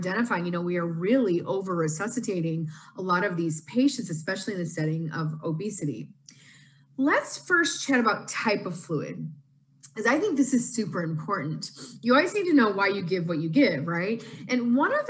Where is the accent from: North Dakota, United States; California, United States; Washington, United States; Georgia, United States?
Washington, United States; Seattle; I'm from Seattle, Washington